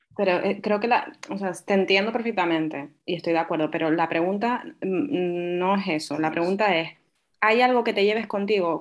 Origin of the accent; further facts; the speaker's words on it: Tenerife, Canary Islands, Spain; also born or lived in Fuerteventura; yo soy majorera, aunque no tenga acento y aunque nací en Fuerteventura, pero vivo en Tenerife desde pequeña